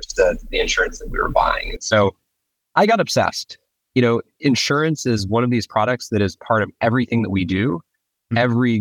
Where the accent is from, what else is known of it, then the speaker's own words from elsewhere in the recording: Colorado, United States; I am originally from Colorado